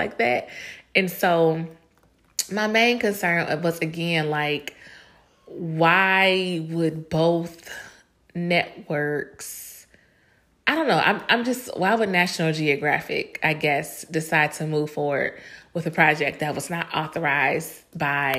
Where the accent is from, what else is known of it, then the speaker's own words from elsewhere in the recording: Chicago, Illinois, United States; she is from my hometown, Chicago, my Chicago sister